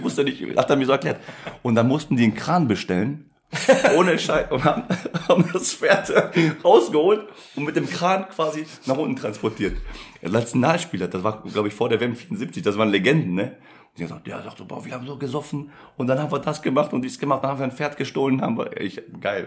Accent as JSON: {"language": "German", "town": "Essen", "region": "North Rhine-Westphalia", "country": "Germany", "tie": "born or raised there", "also_born_or_lived": "Poland", "said": "Ich bin ja selber äh, gebürtiger Pole, bin mit zwei hier hingekommen"}